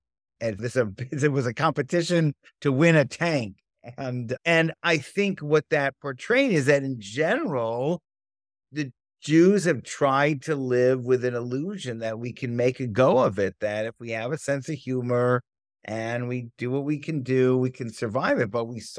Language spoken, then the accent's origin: English; Berkeley, California, United States; we grew up in the Bay Area, like right near Berkeley People's Park in the 1960s. I was born in 64.